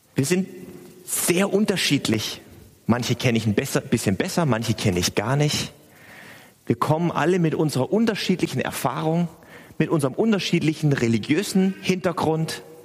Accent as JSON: {"language": "German", "town": "Stuttgart", "region": "Baden-Württemberg", "country": "Germany", "tie": "born or raised there", "moved": "yes", "lives_now": "Hamburg, Germany", "said": "ich bin in Stuttgart aufgewachsen"}